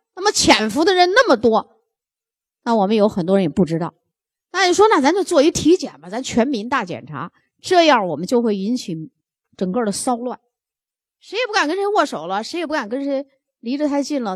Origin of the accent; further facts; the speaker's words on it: China; 我们中国人是肝病大国